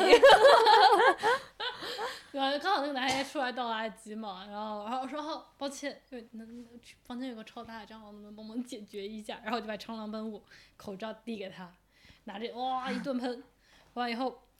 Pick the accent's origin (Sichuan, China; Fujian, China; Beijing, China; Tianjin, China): Fujian, China; moved away; also born or lived in Guangdong; 作为一个福建人